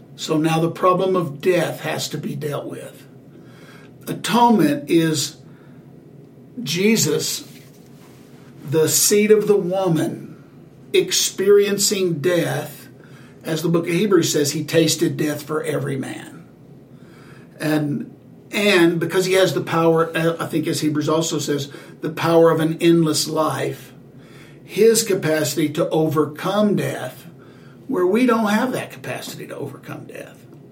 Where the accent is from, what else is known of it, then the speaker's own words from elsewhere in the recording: the South, United States; Growing up in the South, growing up in in the uh, the gospel being taught around the heaven and hell dichotomy